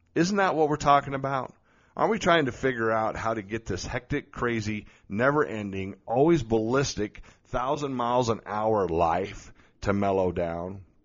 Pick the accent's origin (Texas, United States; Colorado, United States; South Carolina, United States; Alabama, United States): Colorado, United States; Colorado Springs; here in my hometown of Colorado Springs.